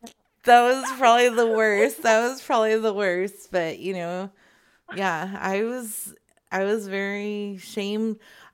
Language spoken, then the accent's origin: English; Phoenix, Arizona, United States; Arizona. Phoenix.